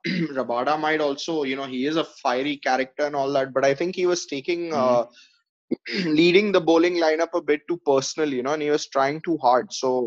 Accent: Australia; which to me as an Aussie fan is a bit nauseating with India.

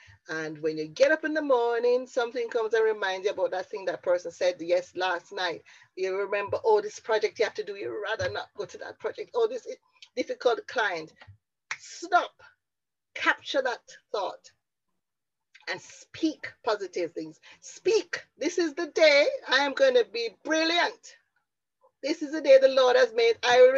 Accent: Jamaica; also born or lived in Bradford; now in Wales, United Kingdom; when I moved from Jamaica to Bradford to Wales and had to go out and network in a marketplace

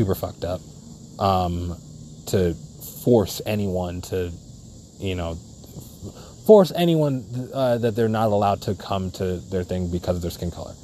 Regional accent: New York City, New York, United States; Definitely a Brooklynite, born, raised

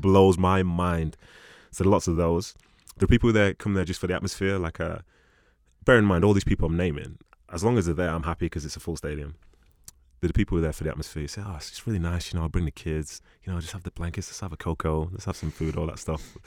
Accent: Nigeria; being a Nigerian guy

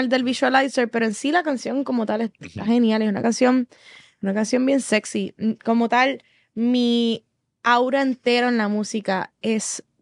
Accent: Puerto Rico; Soy boricua

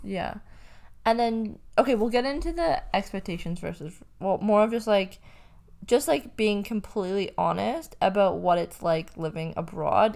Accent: Canada; moved away as an adult; also born or lived in London, Ontario / Byron Bay, Australia / Bondi, Australia; now in Australia; I am Canadian

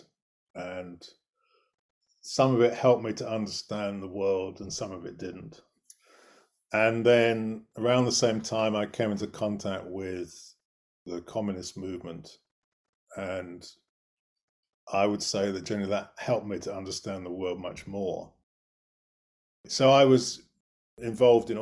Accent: United Kingdom; I grew up actually not very far from London, but far enough from London to be in the middle of nowhere, as it were.

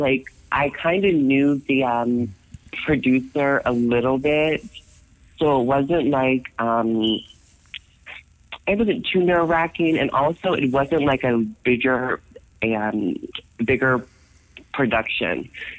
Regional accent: United States; I'm American.

